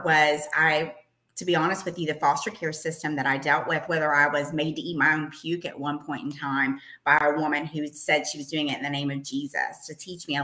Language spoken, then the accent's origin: English; Eastern Kentucky, United States; moved away as an adult; also born or lived in Richmond, Kentucky / Lexington, Kentucky; I am from the mountains of Eastern Kentucky, grown and then went to college in Richmond, Kentucky, and ended up in Lexington, Kentucky as a TV reporter